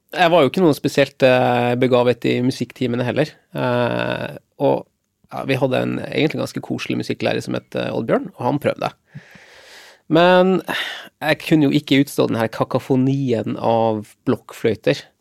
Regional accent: Lofoten, Nordland, Norway; Jeg er 46 år, og jeg kommer ifra Lofoten.

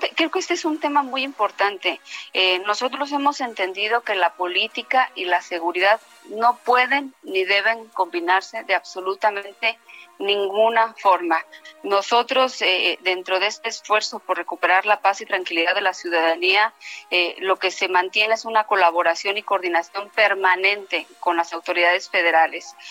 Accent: Mexico; somos muchas mexicanas y muchos mexicanos

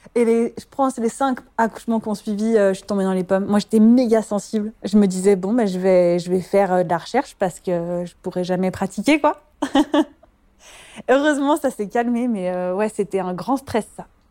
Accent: France; moved away as an adult; also born or lived in Belgium; now in Brussels, Belgium; Je suis en Belgique depuis ouais, une douzaine d'années et euh, je suis originaire de France. Je suis venue pour mes études et je ne suis jamais repartie

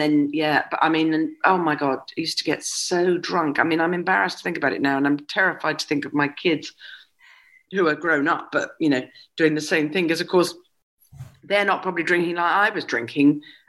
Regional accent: Scotland, United Kingdom; also born or lived in United States; There isn't, I am exclusively Scottish. There isn't a single bit of either English or anything else in me.

